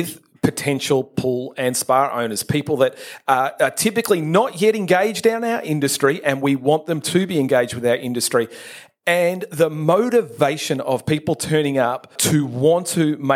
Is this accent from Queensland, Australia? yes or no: no; Melbourne, Victoria, Australia; I grew up in Melbourne